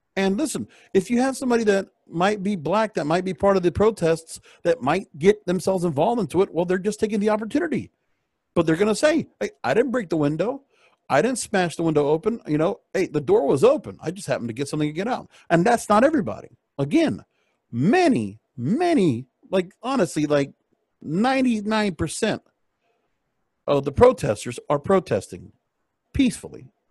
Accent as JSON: {"language": "English", "town": "Miami", "region": "Florida", "country": "United States", "said": "I come from Miami, Palm Beach."}